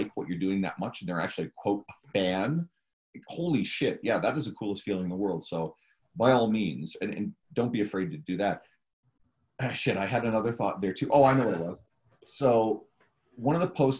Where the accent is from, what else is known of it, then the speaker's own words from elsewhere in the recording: Newfoundland and Labrador, Canada; also born or lived in St. John's, Newfoundland; My hometown, when I was, what, 4 till I was 17, then I moved into St. John's, Newfoundland to go to university